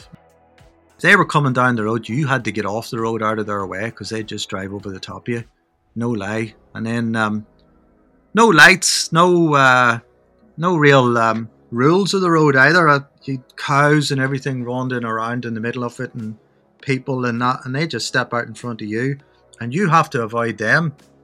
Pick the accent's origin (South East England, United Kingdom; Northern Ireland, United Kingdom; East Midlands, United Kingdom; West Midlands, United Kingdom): Northern Ireland, United Kingdom; Armagh; moved away as an adult; now in London, United Kingdom; Armagh grew up there till I was 21